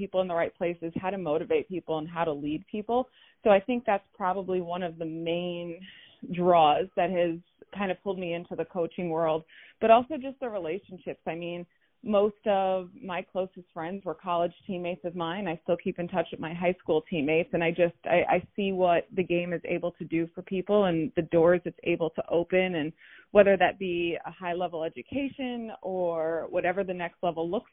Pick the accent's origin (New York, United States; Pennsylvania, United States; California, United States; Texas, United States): New York, United States; Plainview; I grew up in Plainview, so I played in some local leagues, the PAL, small towns on Long Island